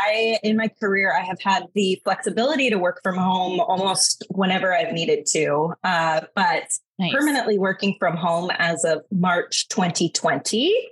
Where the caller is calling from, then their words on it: Seattle, Washington, United States; So I am in Seattle, Washington in the United States, in my home office.